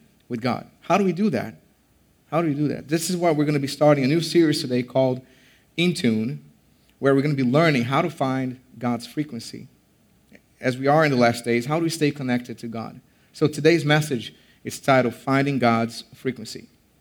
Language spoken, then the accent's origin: English; Brazil; moved away; I'm from Brazil, and so sometimes they don't understand me